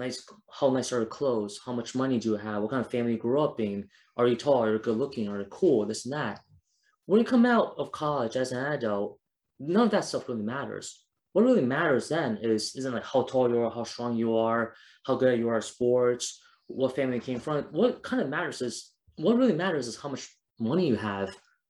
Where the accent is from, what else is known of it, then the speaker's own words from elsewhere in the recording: Taiwan; I went to like my home country of Taiwan, went to South Africa.